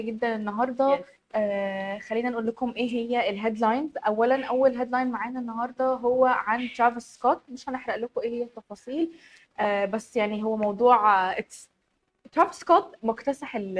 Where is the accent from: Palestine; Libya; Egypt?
Egypt; احنا عامة المصريين